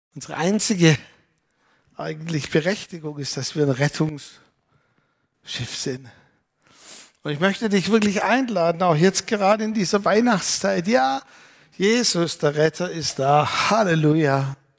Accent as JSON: {"language": "German", "country": "Germany", "said": "Wir möchten als Deutsche"}